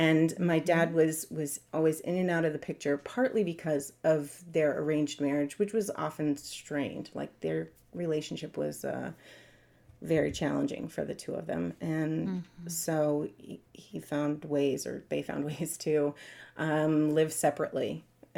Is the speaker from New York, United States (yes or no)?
yes; New York City, New York, United States; also born or lived in Long Island; So I grew up in New York City, and then later on Long Island